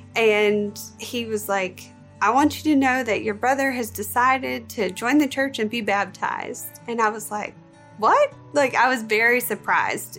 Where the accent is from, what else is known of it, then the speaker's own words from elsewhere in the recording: Bible Belt, the South, United States; Growing up, I was raised in the South, kind of the Bible Belt.